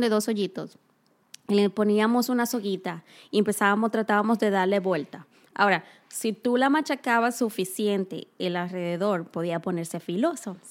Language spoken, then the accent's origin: Spanish; Cibao, Dominican Republic; moved away; nosotras ambas somos dominicanas. Sí. Casualmente de la misma ciudad.